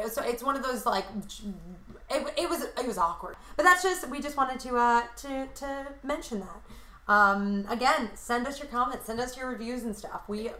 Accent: Commack, New York, United States; I'm from Long Island. Long Island, it's fine. Did I enjoy growing up there? Yes, I enjoyed growing up there.

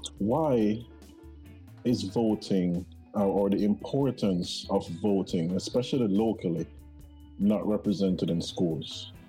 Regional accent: Jamaica; now in United States; our motto in Jamaica is out of many, one people.

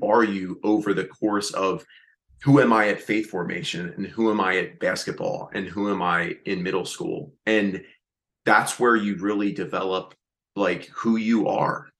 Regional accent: Reading, Pennsylvania, United States; moved away; my hometown, up in Reading, Pennsylvania

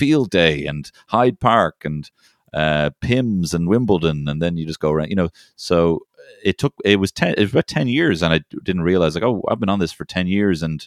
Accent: Ireland; also born or lived in London; I'm from Ireland

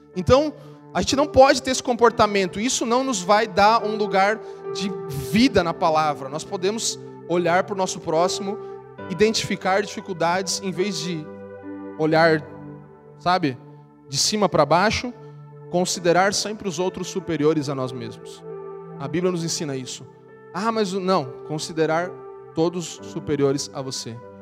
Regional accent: Santa Catarina, Brazil; Eu sou de Santa Catarina

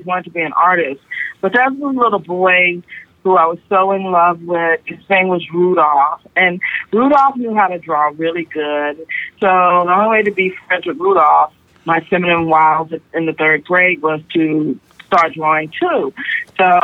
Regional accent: Austin, Texas, United States; also born or lived in Syracuse / San Francisco; I'm born here in Austin and lived here pretty much my whole life

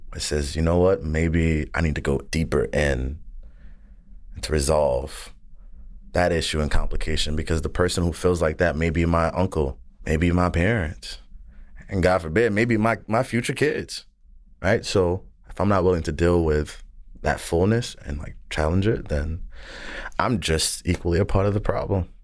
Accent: the South, United States; I'm from the South

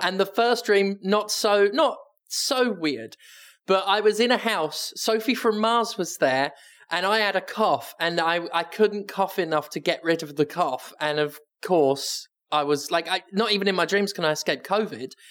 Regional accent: United Kingdom; I'm British

